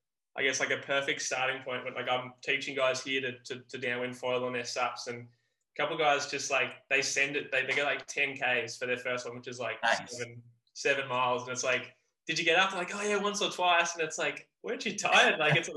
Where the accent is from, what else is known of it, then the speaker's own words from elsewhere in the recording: Hawaii Kai, Hawaii, United States; Like when I'm from Hawaii Kai and we finish it.